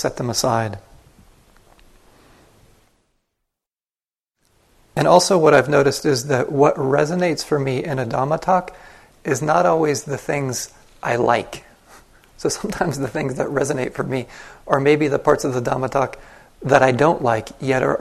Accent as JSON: {"language": "English", "country": "United States", "tie": "born or raised there", "first_language": "English", "said": "I grew up in the United States. My first language is English"}